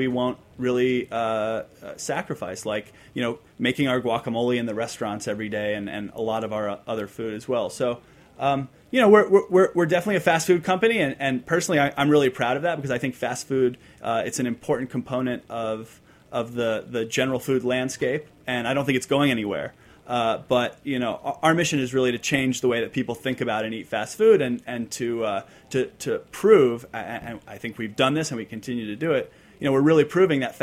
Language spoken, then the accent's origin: English; San Diego, California, United States; I grew up in San Diego